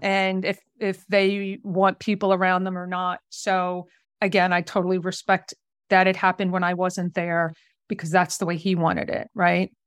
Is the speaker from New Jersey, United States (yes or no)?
yes; New Jersey, United States; I'm originally from the South Jersey area